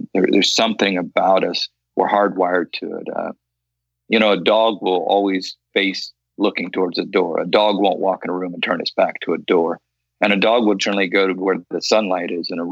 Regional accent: Loxahatchee, Florida, United States; when I was a kid growing up in Loxahatchee, Florida

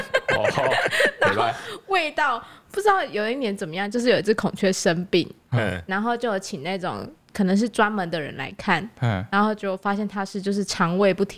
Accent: Taoyuan, Taiwan; born there; 我是在桃园出生。

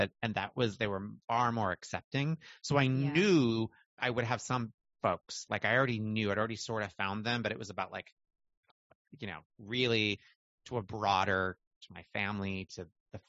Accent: Michigan, United States; moved away; also born or lived in Montana / the South (later); But I was raised in Michigan, Montana and Michigan, but small towns, teeny towns.

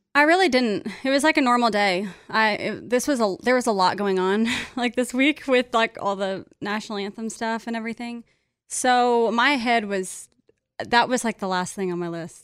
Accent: Kansas, United States; now in Nashville, United States; we're both from Kansas, all my friends from Kansas

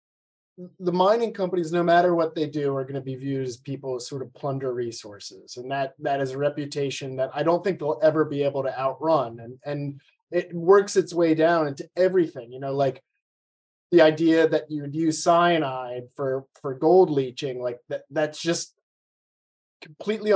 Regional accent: United States; my home country of the United States

